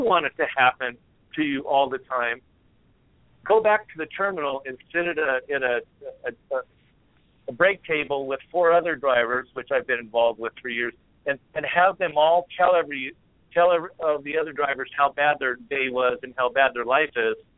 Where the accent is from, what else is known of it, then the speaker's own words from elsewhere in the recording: California, United States; moved away as an adult; also born or lived in Oregon; now in Portland, United States; I'm from California